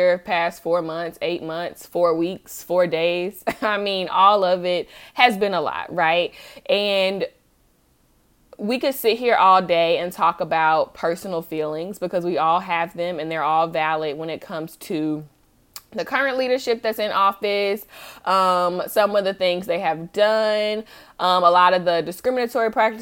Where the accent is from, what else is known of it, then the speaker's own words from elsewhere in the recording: Charlotte, North Carolina, United States; I'm from Charlotte, obviously, you know, from going to college there and everything